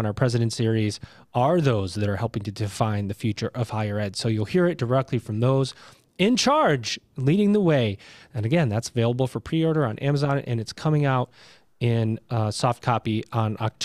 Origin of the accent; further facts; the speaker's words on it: Syracuse, New York, United States; I grew up in Syracuse, New York